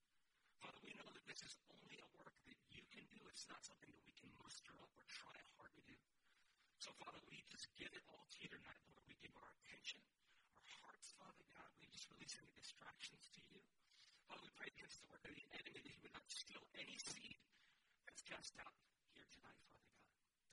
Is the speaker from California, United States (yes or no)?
yes; California, United States; I'm …. …. I'm originally from California. I'm a military brat. So I transplanted here at some point, and this is where I've been for the most part for the last 25, 26 years.